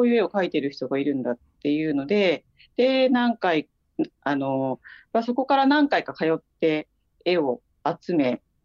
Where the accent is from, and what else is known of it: Osaka, Japan; born or raised there; moved away